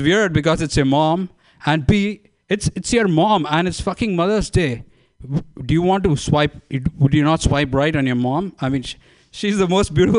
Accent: India; moved away as an adult; now in Bay Area, United States; I'm from India.

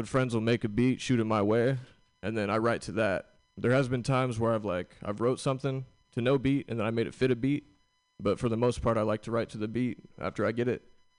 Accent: Santa Rosa, California, United States; I'm from Santa Rosa, California.

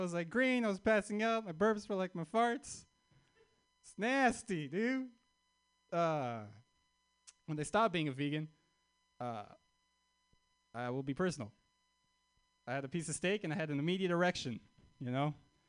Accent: Canada; I'm Armenian, but I'm also from Canada.

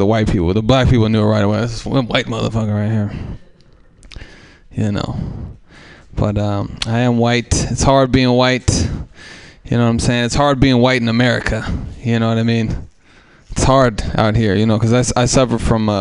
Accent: Oakland, California, United States; I grew up in East Oakland as a white person with no other white people around

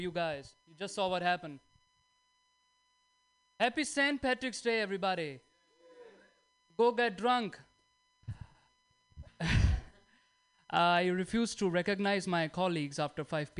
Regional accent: India; moved away; I'm from India

